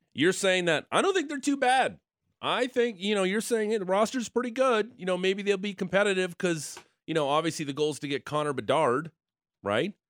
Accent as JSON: {"language": "English", "town": "Niagara Falls", "region": "Ontario", "country": "Canada", "moved": "yes", "said": "I'm from Niagara Falls, the Niagara region"}